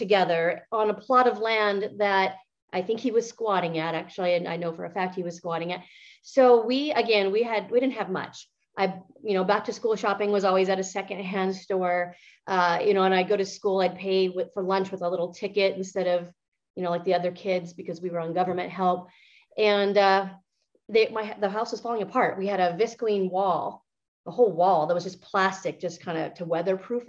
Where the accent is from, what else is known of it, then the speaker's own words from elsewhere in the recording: northeastern Montana, United States; also born or lived in California; I was born in California, actually. My parents grew up in California, and they had a very, very rough upbringing. Their parents were alcoholics and very, very abusive. And so when I was born, they decided to move out of the state, kind of just like everybody else, looking for a better quality of life. And they moved to Montana in the middle of nowhere, northeastern Montana